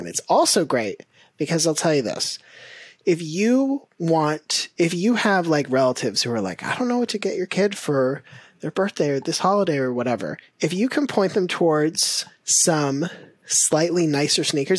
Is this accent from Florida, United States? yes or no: yes; Florida, United States; growing up in Florida, you're like playing outside all the time